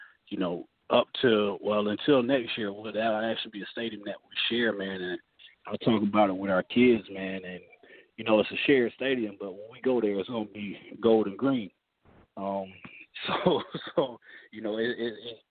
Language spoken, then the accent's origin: English; Sumter, South Carolina, United States; I'm from Sumter.